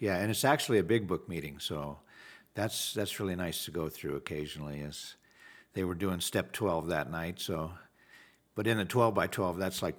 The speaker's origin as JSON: {"language": "English", "town": "Wheat Ridge", "region": "Colorado", "country": "United States", "tie": "born or raised there", "said": "I was raised in Wheat Ridge, Colorado, right outside of Denver. Family of four."}